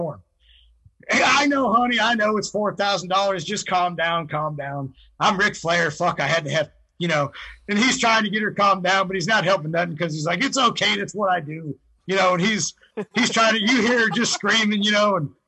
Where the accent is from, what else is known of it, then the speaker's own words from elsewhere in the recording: Ohio, United States; I'm from Ohio